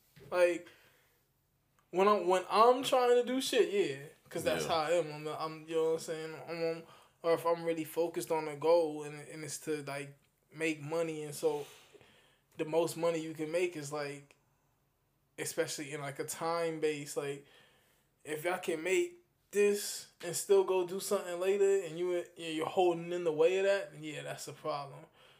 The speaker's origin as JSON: {"language": "English", "region": "New York", "country": "United States", "said": "well, I'm from Long Island, so Long Island's a little bit more suburb"}